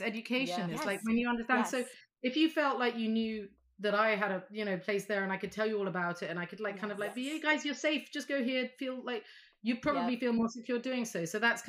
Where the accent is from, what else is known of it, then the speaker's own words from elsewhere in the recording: Saudi Arabia; also born or lived in Vanuatu; I grew up in Saudi Arabia, but we moved to the South Pacific and lived in an island called Vanuatu.